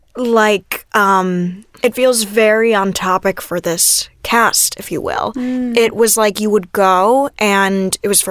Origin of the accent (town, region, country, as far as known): Oak Park, Illinois, United States